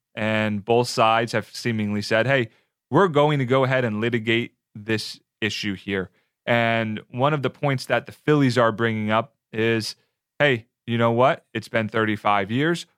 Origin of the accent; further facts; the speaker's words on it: New Jersey, United States; now in Tampa, United States; I grew up in South Jersey, right outside of Philadelphia